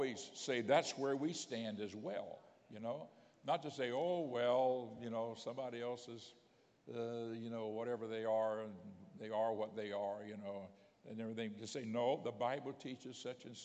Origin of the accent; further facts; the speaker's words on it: Pensacola, Florida, United States; also born or lived in Miami, Florida; I grew up in Pensacola, Florida. Later, my family moved to Miami.